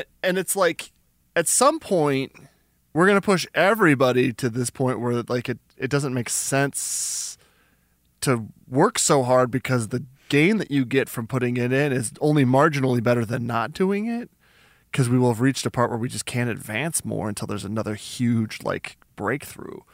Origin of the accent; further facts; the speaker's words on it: New Mexico, United States; I'm from New Mexico